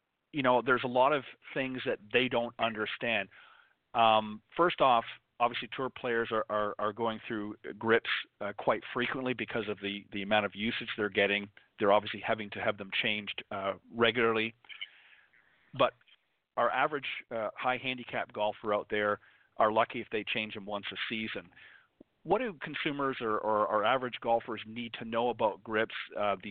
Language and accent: English; Canada; moved away; also born or lived in the Northeast; I'm originally from Canada